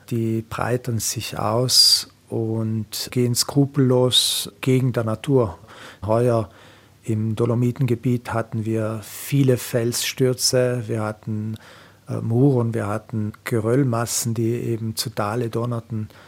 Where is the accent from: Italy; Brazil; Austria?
Italy; Trentino-Alto Adige; Ich komme ja aus der Gegend, äh, meine Frau ist aus dem Grödental.